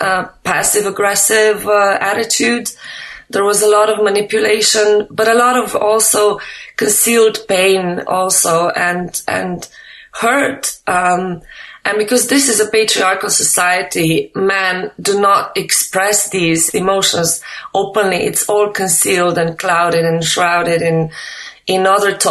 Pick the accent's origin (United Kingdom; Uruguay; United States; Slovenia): Slovenia; I'm not from Albania, I'm from Slovenia